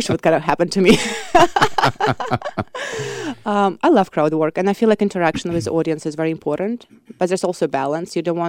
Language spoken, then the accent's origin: English; Voronezh, Voronezh Oblast, Russia; English is a second language; So like if I speak in Russian, people would understand that I'm from Voronezh probably, like other Russian people.